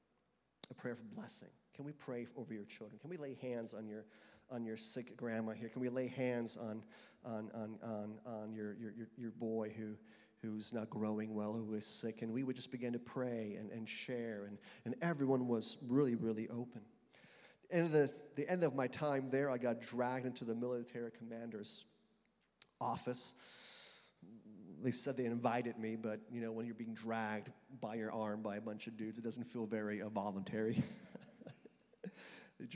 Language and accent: English; United States; now in Austria; I'm an American missionary sent by churches from across the United States